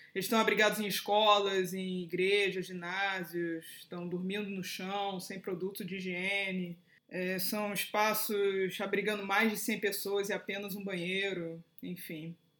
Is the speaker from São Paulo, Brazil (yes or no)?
no; Petrópolis, Rio de Janeiro, Brazil; moved away; eu sou de Petrópolis, não moro lá, mas eu sou de lá. A minha família mora lá